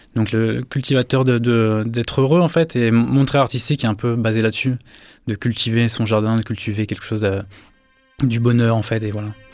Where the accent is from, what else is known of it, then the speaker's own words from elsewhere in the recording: Paris, Île-de-France, France; moved away as an adult; now in Marseille, France; je viens de Paris